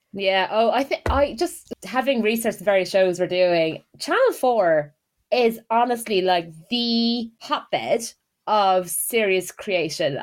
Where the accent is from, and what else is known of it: Ireland; accent: Irish; now in United Kingdom